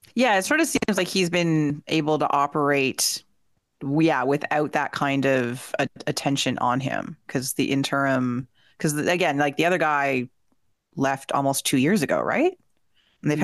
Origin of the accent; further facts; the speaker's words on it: Peterborough, Ontario, Canada; my hometown of Peterborough, Ontario